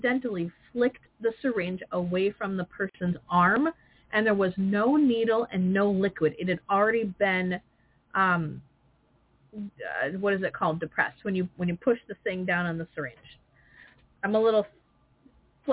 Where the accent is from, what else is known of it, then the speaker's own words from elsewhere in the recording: Wisconsin, United States; I'm from Wisconsin